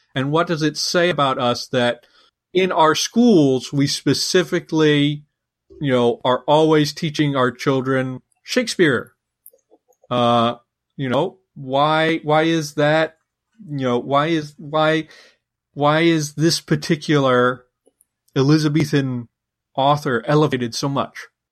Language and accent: English; United States